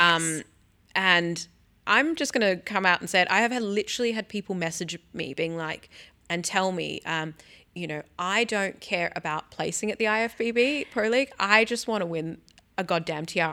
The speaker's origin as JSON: {"language": "English", "town": "Sydney", "region": "New South Wales", "country": "Australia", "tie": "born or raised there", "said": "my hometown, Sydney, New South Wales"}